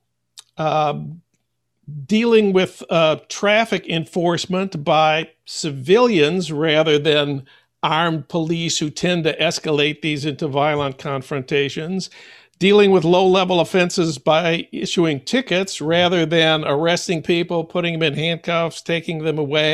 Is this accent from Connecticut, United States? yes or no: no; Saint Paul, Minnesota, United States; my hometown of St. Paul